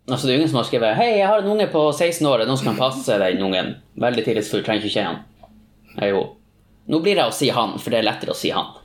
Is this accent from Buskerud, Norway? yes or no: no; Tromsø, Troms, Norway; Jeg er fra Tromsø.